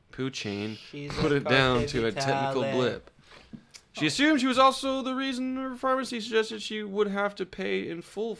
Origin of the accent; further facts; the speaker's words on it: Australia; I'm Australian.